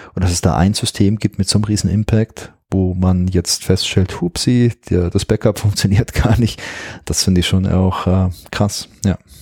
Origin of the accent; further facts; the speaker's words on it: Germany; hier bei uns in Deutschland